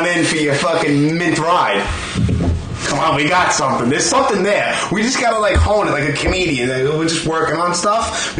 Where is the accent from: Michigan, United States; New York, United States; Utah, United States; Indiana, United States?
New York, United States; New York City; accent: Brooklyn; also born or lived in Texas / New Mexico / Alaska / New Jersey; I was born and raised in Brooklyn.